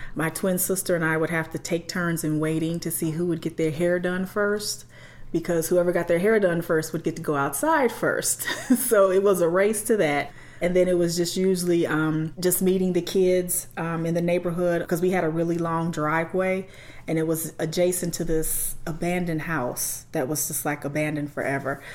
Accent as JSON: {"language": "English", "town": "Gary", "region": "Indiana", "country": "United States", "tie": "born or raised there", "said": "I grew up in the Glen Park section of Gary, Indiana"}